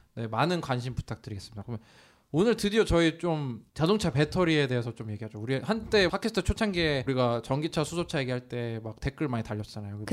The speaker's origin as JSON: {"language": "Korean", "region": "Incheon", "country": "South Korea", "tie": "born or raised there"}